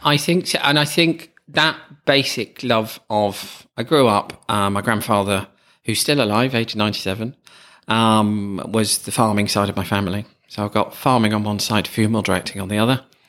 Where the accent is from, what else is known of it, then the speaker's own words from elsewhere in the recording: Stamford, East Midlands, United Kingdom; my hometown of Stamford